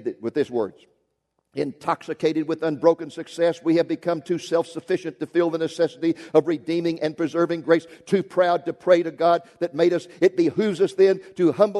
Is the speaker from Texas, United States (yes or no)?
yes; Waco, Texas, United States; when I was 15 years old, growing up in Waco, Texas